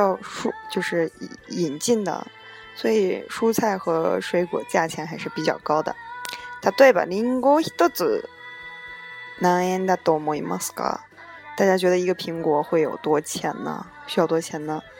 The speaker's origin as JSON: {"language": "Chinese", "country": "China", "lives_now": "Japan", "said": "真的还对欧美人来说都非常贵，更何况是对我们中国人来说呢，一样的贵了。"}